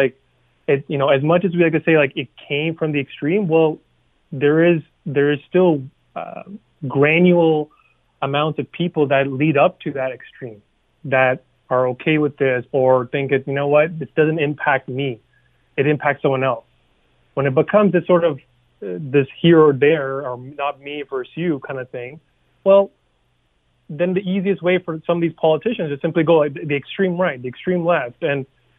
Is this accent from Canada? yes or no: yes; Canada; because we're all Canadian at the end of the day, and we all want the best for ourselves, our neighbors, our families.